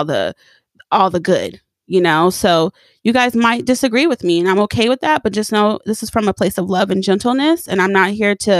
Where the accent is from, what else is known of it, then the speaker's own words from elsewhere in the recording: Pomona, California, United States; moved away; I grew up in Pomona, and a lot isn't really going down in Pomona besides like Pimpin Hoeing and the fair.